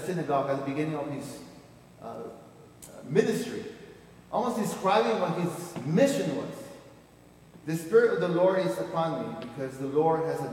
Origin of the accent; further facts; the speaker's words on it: Peru; moved away; I was born in Peru